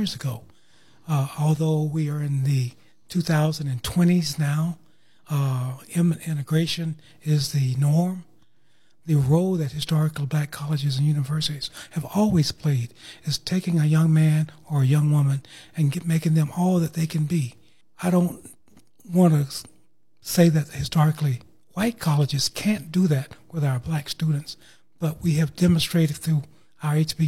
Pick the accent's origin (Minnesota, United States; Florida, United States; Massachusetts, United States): Florida, United States; Tallahassee; I grew up here in Tallahassee on the south side in the Bond community